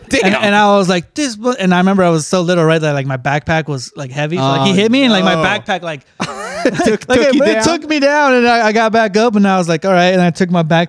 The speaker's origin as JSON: {"language": "English", "country": "United States", "said": "Because I was from America."}